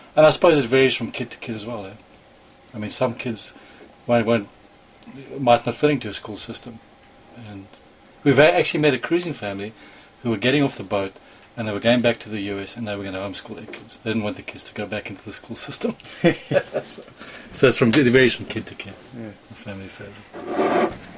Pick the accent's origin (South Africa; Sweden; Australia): South Africa; moved away as an adult; now in United States; I grew up inland in South Africa, never sailed at all as a child